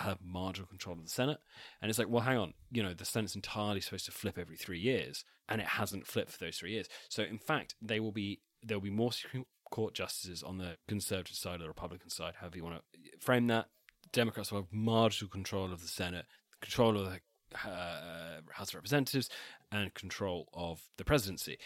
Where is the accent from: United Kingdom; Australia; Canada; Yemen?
United Kingdom; Wiltshire, South West England; I'm technically from Wessex, but only in the sense that I am from Wiltshire